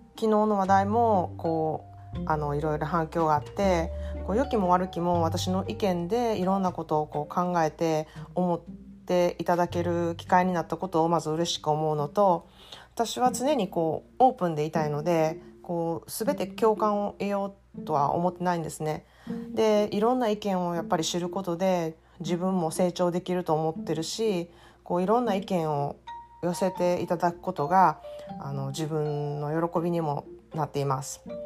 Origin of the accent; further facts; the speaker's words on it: Japan; now in United States; 私は特にアメリカでは外国人だからあの日本人であることが不便だったり